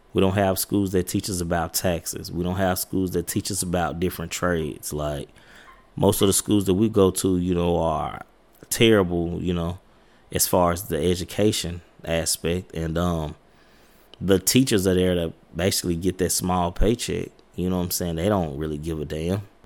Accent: United States; I come from Highland Park projects

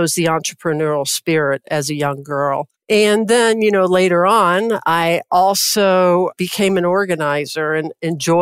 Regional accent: Louisville, Kentucky, United States; I grew up in Louisville, Kentucky.

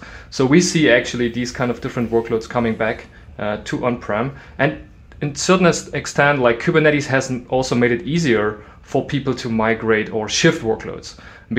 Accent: East Germany, Germany; English is a second language; I grew up in East Germany and I was 7 years old

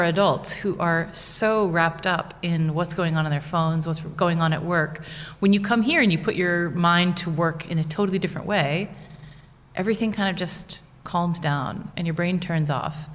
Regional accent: United States; first language English; moved away as an adult; now in Wrocław, Poland; I'm from the States

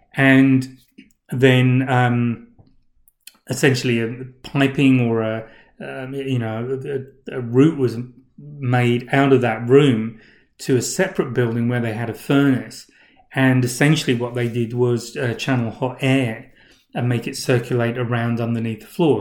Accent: England, United Kingdom; where I grew up in England

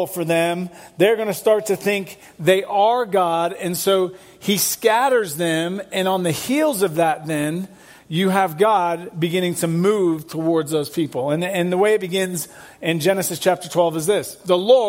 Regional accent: England, United Kingdom; moved away as an adult; I'm from England. I left England when I was 19.

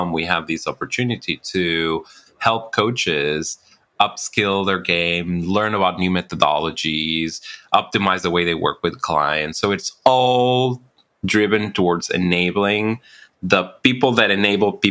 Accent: Mexico; now in United States; I'm actually Mexican American, so I grew up in Mexico

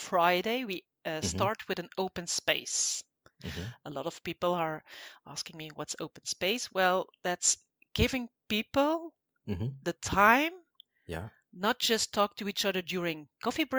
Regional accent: Belgium; I'm from Belgium

